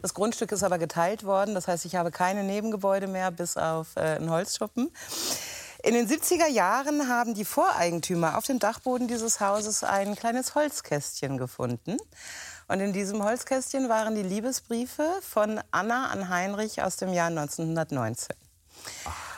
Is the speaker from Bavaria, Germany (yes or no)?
no; Hamburg, Germany; moved away as an adult; also born or lived in Lüneburg; now in Wendland, Germany; als Hamburger